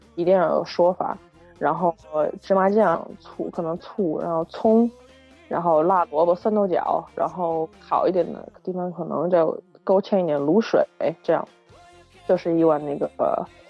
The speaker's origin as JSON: {"language": "Chinese", "town": "Wuhan", "region": "Hubei", "country": "China", "said": "我们武汉人"}